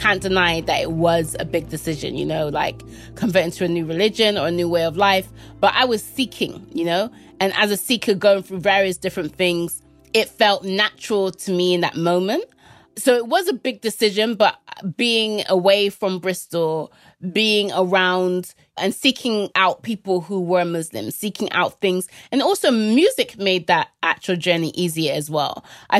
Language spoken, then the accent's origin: English; Jamaica; And I was like, "Oh, I'm from Jamaica."